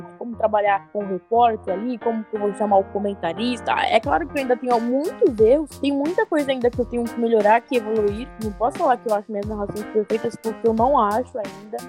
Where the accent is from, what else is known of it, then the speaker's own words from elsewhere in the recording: Cubatão, São Paulo, Brazil; moved away; also born or lived in Socorro; Eu sou da Baixada, eu sou de Cubatão